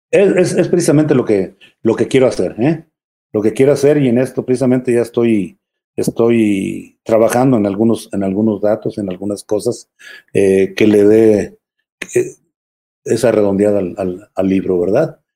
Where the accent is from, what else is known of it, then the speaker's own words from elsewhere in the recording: León, Guanajuato, Mexico; moved away; also born or lived in San Francisco del Rincón, Guanajuato / Mexico City; nací yo acá en, León, pero estoy registrado allá